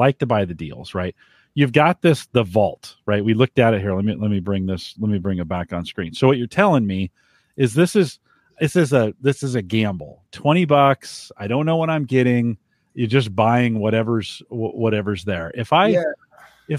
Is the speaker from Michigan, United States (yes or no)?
no; Bay Area, California, United States; I grew up in the Bay Area